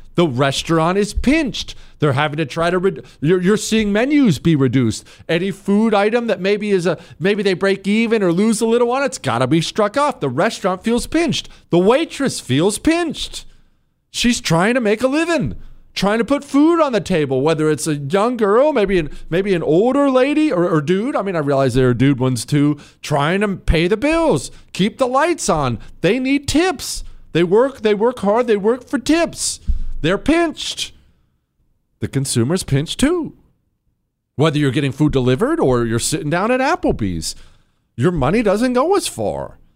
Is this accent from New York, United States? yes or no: no; Charlotte, North Carolina, United States; I'm from Charlotte